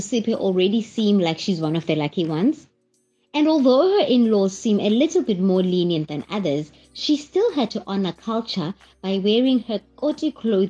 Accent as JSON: {"language": "English", "town": "Mdantsane", "region": "Eastern Cape", "country": "South Africa", "tie": "born or raised there", "said": "I grew up in Mdantsane, so I don't know how to start a fire outside or how to polish the floor with cow dung."}